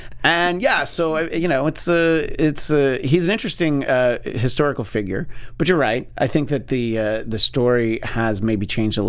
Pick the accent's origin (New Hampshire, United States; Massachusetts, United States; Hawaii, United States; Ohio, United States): Ohio, United States; It's like, no, I'm not from Michigan. I'm from Ohio, you idiot.